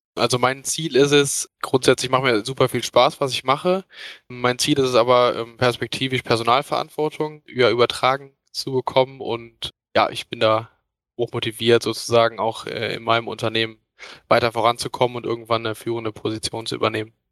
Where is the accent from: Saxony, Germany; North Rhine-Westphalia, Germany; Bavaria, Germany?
North Rhine-Westphalia, Germany; near Cologne; Ich komme aus der Nähe von Köln